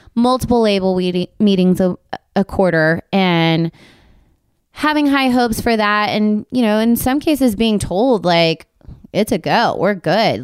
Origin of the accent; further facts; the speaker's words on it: Texas, United States; now in Nashville, United States; we're from Texas